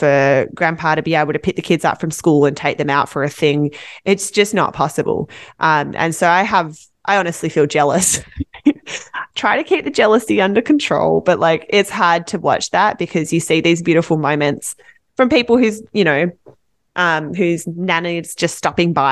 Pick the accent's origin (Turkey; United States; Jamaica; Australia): Australia; Western Australia; moved away as an adult; now in Vancouver, Canada; I'm from Western Australia